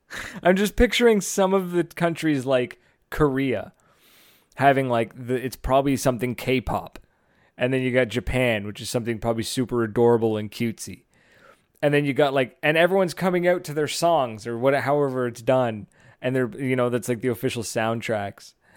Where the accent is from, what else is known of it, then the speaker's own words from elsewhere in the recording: Fredericton, New Brunswick, Canada; right here in Fredericton, in my hometown